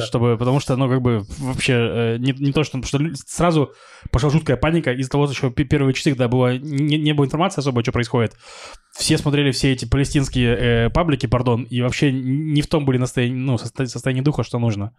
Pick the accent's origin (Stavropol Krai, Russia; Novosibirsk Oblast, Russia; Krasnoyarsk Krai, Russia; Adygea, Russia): Novosibirsk Oblast, Russia; Novosibirsk; moved away as an adult; now in Israel; приезжал в родной Новосибирск